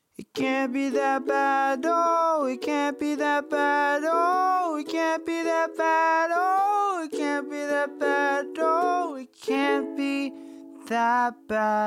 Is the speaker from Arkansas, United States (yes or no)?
no; Bay Area, California, United States; we are from the Bay Area